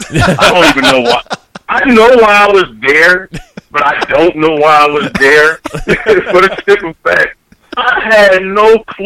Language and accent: English; Dayton, Ohio, United States; moved away as an adult; now in California, United States; I've been here 15 years. And honestly, if I wanted to go for a California team, I have the right to. But I'm born and raised in Ohio